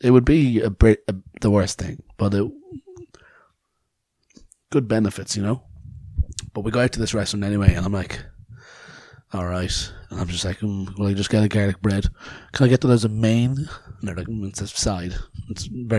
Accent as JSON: {"language": "English", "country": "Ireland", "said": "I'm Irish"}